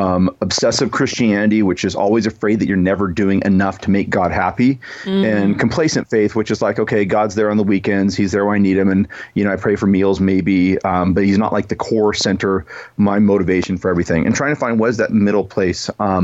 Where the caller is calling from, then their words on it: Washington, United States; Nope. I'm out in the Seattle area, about an hour north of Seattle, the beautiful Skagit Valley.